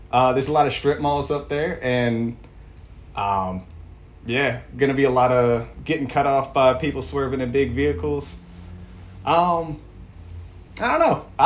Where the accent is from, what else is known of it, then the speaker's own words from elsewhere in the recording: Virginia, United States; now in Richmond, United States; I will say I'm from Northern Virginia. I did not own shorts until I moved to Richmond.